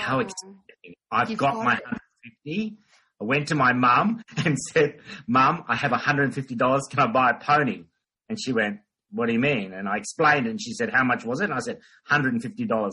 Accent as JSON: {"language": "English", "town": "Port Moresby", "region": "National Capital District", "country": "Papua New Guinea", "tie": "born or raised there", "moved": "yes", "lives_now": "Australia", "said": "I grew up in Papua New Guinea"}